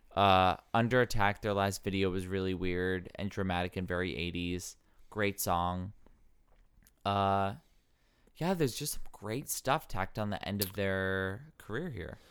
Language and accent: English; rural Ohio, United States; also born or lived in Wisconsin / Solon, Ohio; I grew up in, like, rural Ohio